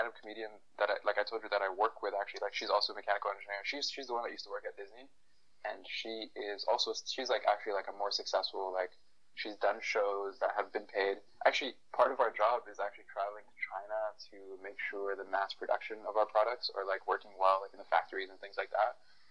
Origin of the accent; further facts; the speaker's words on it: Toronto, Ontario, Canada; moved away as an adult; also born or lived in Africa / Waterloo / Silicon Valley; now in Los Angeles, United States; I grew up in Toronto. That's number one big fact. I was actually born in Africa. I moved to Toronto when I was 2 years old